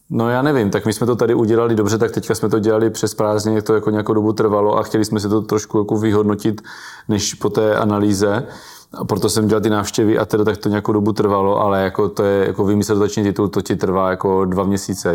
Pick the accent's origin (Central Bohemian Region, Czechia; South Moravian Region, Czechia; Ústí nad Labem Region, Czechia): South Moravian Region, Czechia; Brno; já jsem z Brna venková